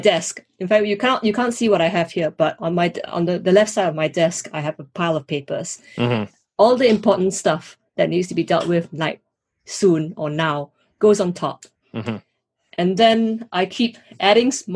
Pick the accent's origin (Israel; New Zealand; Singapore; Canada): Singapore; moved away as an adult; also born or lived in United States; now in United Kingdom; grew up in Singapore, and I've had the opportunity to study and live in the US as well as in the UK